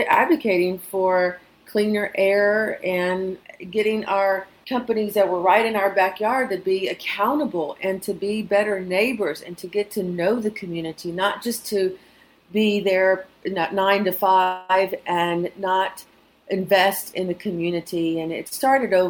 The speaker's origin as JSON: {"language": "English", "town": "Houston", "region": "Texas", "country": "United States", "tie": "born or raised there", "said": "I'm a native of the East End community. I grew up in Manchester."}